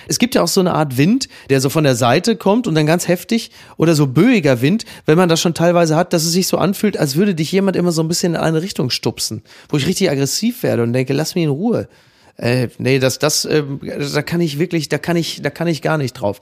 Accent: Northern Germany, Germany; wie wir in Norddeutschland sagen

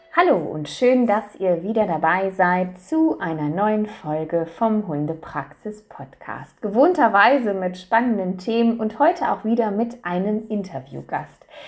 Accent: Germany; bei uns in Deutschland

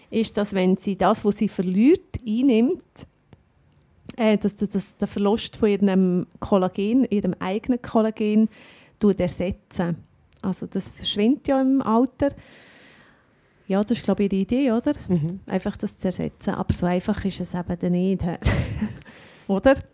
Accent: Bern, Switzerland; also ich kenne mich als Berner

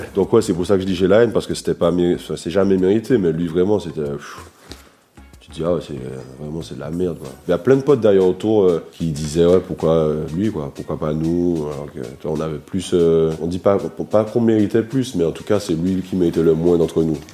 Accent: Martinique; On a grandi ensemble en Martinique

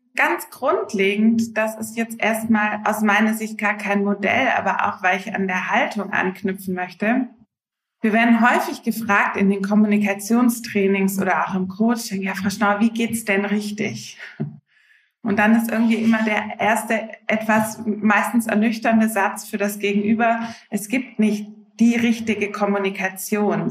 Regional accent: Swabia, near Stuttgart, Baden-Württemberg, Germany; moved away as an adult; now in Hamburg, Germany; Ganz ursprünglich bin ich aus dem Schwabenland, aus der Nähe von Stuttgart und wohne jetzt seit knapp zwölf Jahren in schönen Hamburg mit meiner Familie

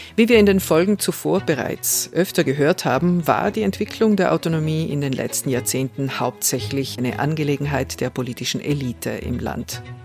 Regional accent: South Tyrol, Trentino-Alto Adige, Italy; Ich bin eine Südtirolerin

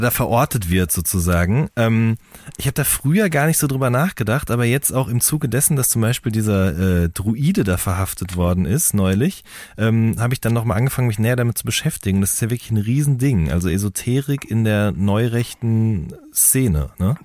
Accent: Hagen, North Rhine-Westphalia, Germany; ich komme ja aus Hagen

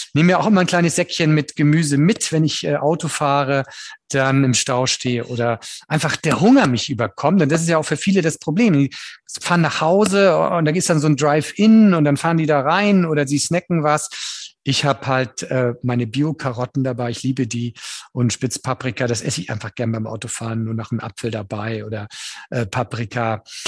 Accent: Northern Germany, Germany; Ich bin Norddeutscher und bin damit auch groß geworden

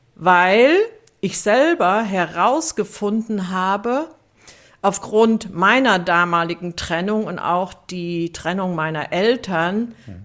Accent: Siegen, North Rhine-Westphalia, Germany; ich bin 1963 in Siegen geboren.

